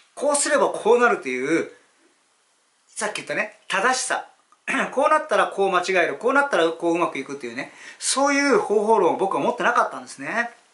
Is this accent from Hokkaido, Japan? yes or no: no; Yokohama, Kanagawa, Japan; 地元横浜にこもってた方がいいなと思ったら地元にこもらせてもらいます